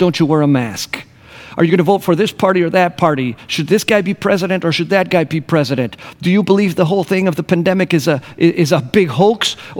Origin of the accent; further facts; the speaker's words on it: Argentina; also born or lived in Grand Rapids, Michigan, United States / Costa Rica / Buenos Aires, Argentina; I was born in Grand Rapids, Michigan, but when I was one, my parents moved to Costa Rica. We were there for a year while they learned Spanish. And then we moved to the Patagonia in Argentina.